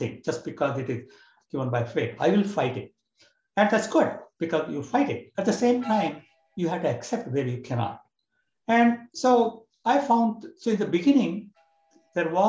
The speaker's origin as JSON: {"language": "English", "country": "India", "tie": "born or raised there", "moved": "as an adult", "lives_now": "United States", "said": "I was born and brought up in India"}